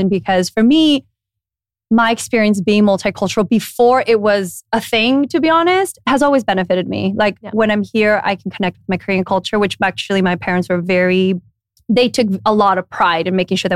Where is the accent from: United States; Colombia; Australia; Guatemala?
Guatemala; also born or lived in Spain; Well, I was born in Spain, grew up in Guatemala